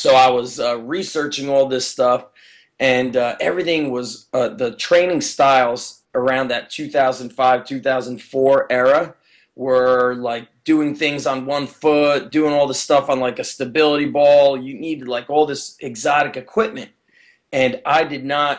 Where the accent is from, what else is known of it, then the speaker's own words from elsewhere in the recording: Edison, New Jersey, United States; I grew up in Edison and did my undergrad as a health and phys ed teacher and became a teacher in Edison.